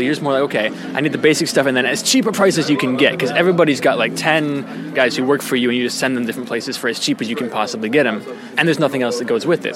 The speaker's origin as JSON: {"language": "English", "region": "New York", "country": "United States", "moved": "as an adult", "lives_now": "South Korea", "said": "I've been in Korea for four years, and I came originally from New York."}